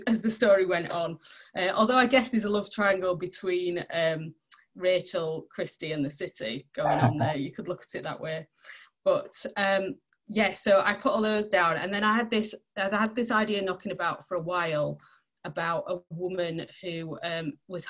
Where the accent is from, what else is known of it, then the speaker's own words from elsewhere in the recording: Barnsley, Yorkshire and the Humber, United Kingdom; moved away as an adult; now in Sheffield, United Kingdom; I didn't grow up in Sheffield, I grew up in Barnsley.